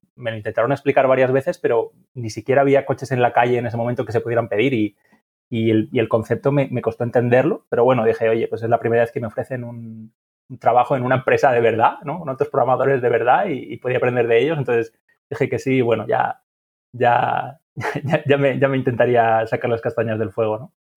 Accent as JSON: {"language": "Spanish", "town": "Huesca", "region": "Aragon", "country": "Spain", "said": "yo, soy de Huesca"}